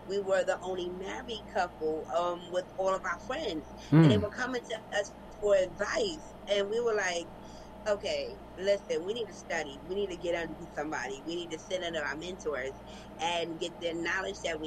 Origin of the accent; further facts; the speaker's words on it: New York City, New York, United States; We're from Brooklyn, New York